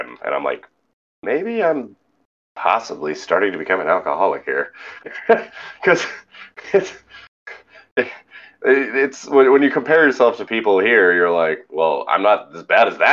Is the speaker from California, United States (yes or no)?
yes; California, United States; moved away as an adult; now in Louisiana, United States; growing up in California